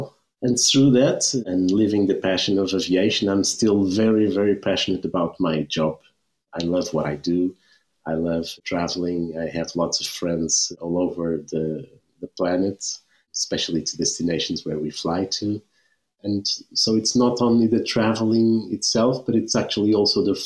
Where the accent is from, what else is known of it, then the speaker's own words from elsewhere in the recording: Lisbon, Portugal; I was born in Lisbon.